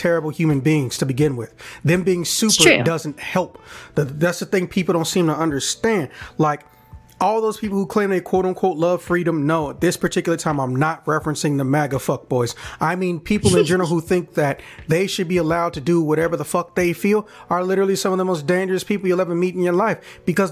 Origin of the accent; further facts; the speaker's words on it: Chicago, Illinois, United States; I'm from Chicago